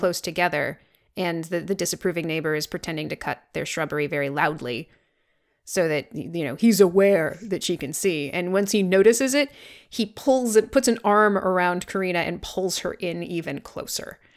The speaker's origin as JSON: {"language": "English", "region": "Vermont", "country": "United States", "tie": "born or raised there", "said": "growing up in Vermont"}